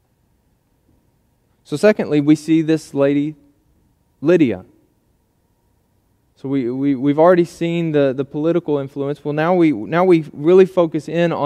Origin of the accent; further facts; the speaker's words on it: United States; we as American citizens